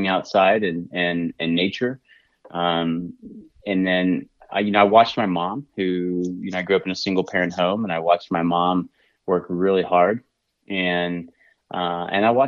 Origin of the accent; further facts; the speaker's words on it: Southwest Montana, United States; I'm from Southwest Montana, and I've been cooking since I was just a kid